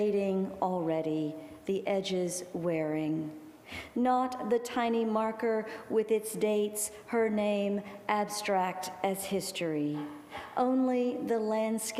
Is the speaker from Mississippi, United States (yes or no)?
yes; Gulfport, Mississippi, United States; moved away; also born or lived in New Orleans, Louisiana; my hometown